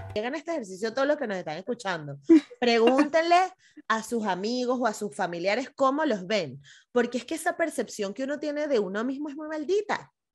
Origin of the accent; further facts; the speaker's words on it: Caracas, Capital District, Venezuela; las dos somos caraqueñas